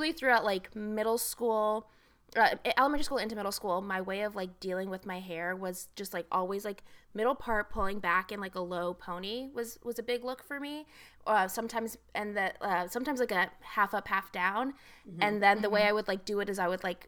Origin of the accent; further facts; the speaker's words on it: Agoura Hills, California, United States; also born or lived in Texas; I was born in Texas, and then when I was six, my mother and I moved. So my dad's still in Texas, my mom and I moved to Agoura Hills, California